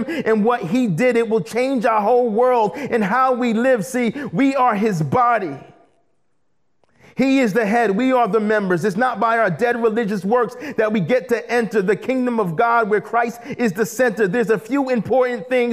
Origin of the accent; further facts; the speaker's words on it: United States; moved away as an adult; also born or lived in British Columbia, Canada; being an American